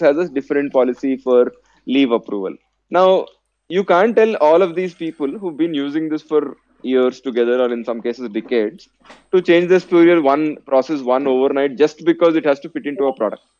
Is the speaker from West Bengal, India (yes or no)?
no; Hyderabad, Telangana, India; also born or lived in Vellore; I was born and brought up in Hyderabad